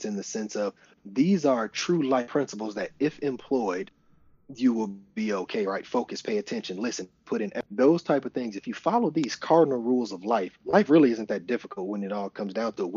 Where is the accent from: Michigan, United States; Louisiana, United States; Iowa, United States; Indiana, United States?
Michigan, United States; Flint; I'm from Flint, Michigan, and we only knew the schools that we could see